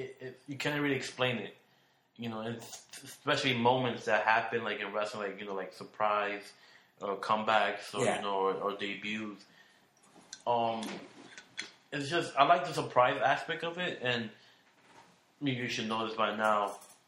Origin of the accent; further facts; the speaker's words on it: Brooklyn, New York, United States; I went back to work in Brooklyn, I'm like, oh, I'm back home to, you know, where I was born at.